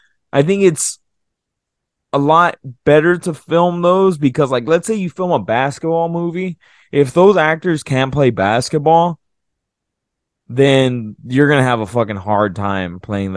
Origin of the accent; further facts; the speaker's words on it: Minnesota, United States; Oh, we're from Minnesota. We call it pop. We drink a nice cold pop.